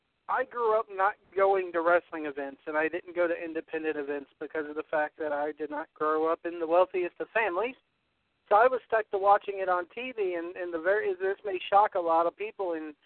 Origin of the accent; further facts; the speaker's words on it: Chester, Virginia, United States; I grew up in a town called Chester, Virginia, which is about maybe 20 miles outside of Richmond